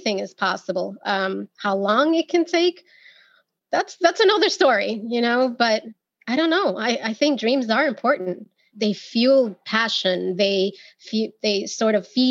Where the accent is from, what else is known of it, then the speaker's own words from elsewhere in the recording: New York, United States; I was born and raised in New York by Dominican parents